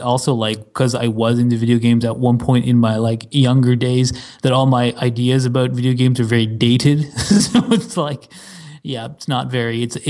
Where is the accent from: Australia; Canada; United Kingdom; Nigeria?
Canada; Quebec; moved away as an adult; also born or lived in British Columbia; now in Ottawa, Canada; I'm from Quebec. I lived like 30 years in Quebec or something